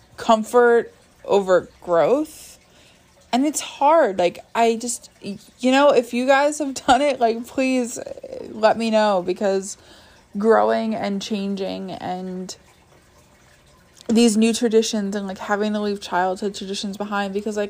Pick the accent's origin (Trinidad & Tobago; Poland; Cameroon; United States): United States; New York; I'm from New York